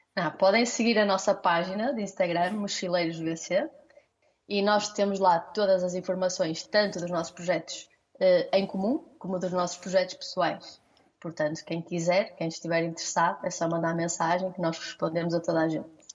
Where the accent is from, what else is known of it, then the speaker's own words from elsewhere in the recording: Vila do Conde, Norte, Portugal; nós somos Vila de Conde